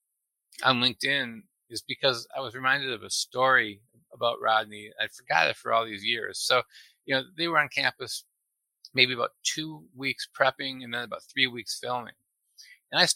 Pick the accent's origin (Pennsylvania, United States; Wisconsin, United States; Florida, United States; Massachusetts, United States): Wisconsin, United States; Appleton; moved away as an adult; also born or lived in Milwaukee, Wisconsin; now in Houston, United States; I grew up in Appleton, Wisconsin, which is right near Green Bay